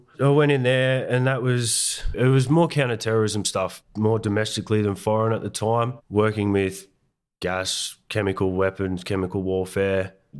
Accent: Moss Vale, New South Wales, Australia; Mate, I grew up here, the Southern Highlands. I was born in Barrow Hospital. I had two sisters and a brother, all younger. Went to the local school here in Mossvale.

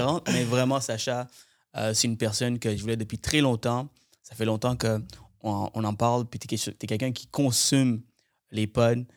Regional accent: Montreal, Quebec, Canada; now in Laval, Canada; Je viens de Montréal, moi. J'habitais euh, plusieurs années. Toute mon enfance, j'ai passé à Montréal.

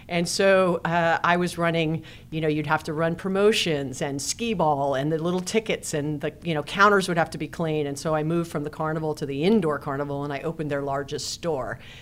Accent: Hawaii, United States; I was raised in Hawaii, and it was fantastic

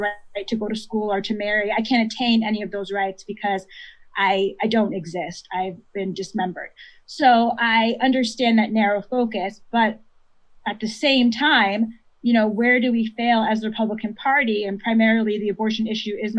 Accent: Connecticut, United States; growing up in Connecticut, which is a very white state

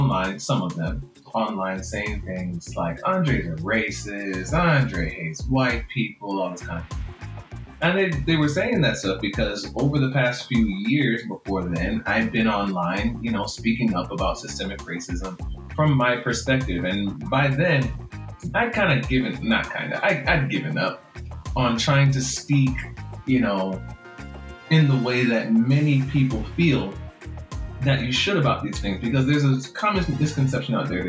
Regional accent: Jamaica; accent: Jamaican; So a friend of mine has been encouraging me to just use my Jamaican accent.

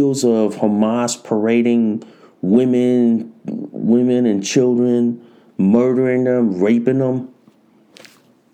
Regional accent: United States; being an American

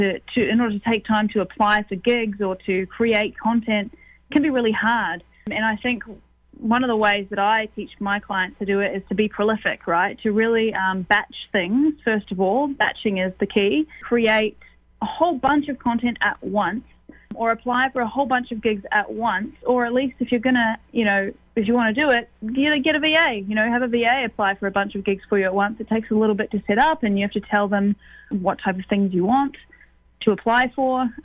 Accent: New Zealand; now in Toronto, Canada; from New Zealand, as you said, and I am based here in Toronto

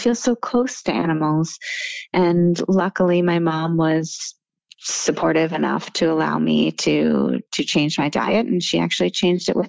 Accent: Seattle, Washington, United States; born there; also born or lived in Massachusetts / Munich, Germany; I was born in Seattle, Washington. I spent quite a bit of time in Massachusetts. I actually lived in Munich, Germany for four years in, in middle school.

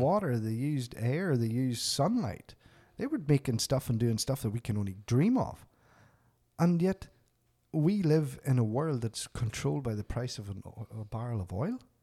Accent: Northern Ireland, United Kingdom; moved away as an adult; now in Canada; growing up in Northern Ireland, the height of the troubles

